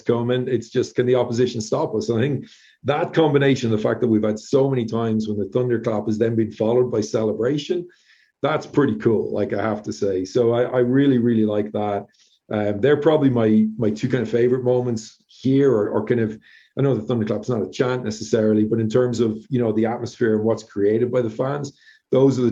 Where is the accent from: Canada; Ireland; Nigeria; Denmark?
Ireland; Drogheda, Leinster; now in Colorado, United States; Drogheda United as well was my hometown club